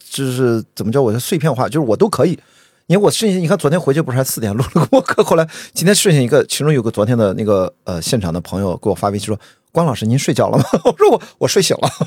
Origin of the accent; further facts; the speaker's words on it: Qingdao, Shandong, China; 我在青岛长大一个沿海城市啊，我觉得它是比较开放，因为它是对殖民地嘛